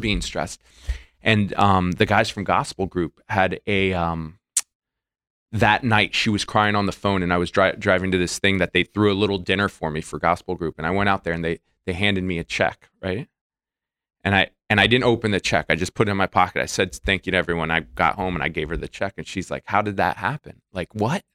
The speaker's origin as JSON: {"language": "English", "region": "Florida", "country": "United States", "moved": "yes", "said": "I'm from Florida"}